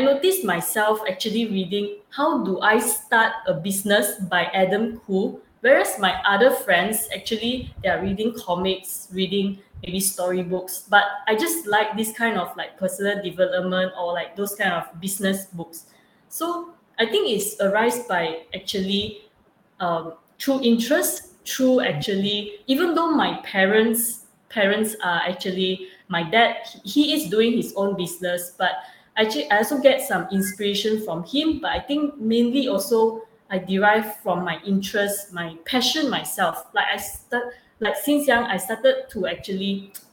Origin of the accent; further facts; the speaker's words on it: Malaysia; I'm from Malaysia, and it's 4 a.m. right now, actually, from Malaysia.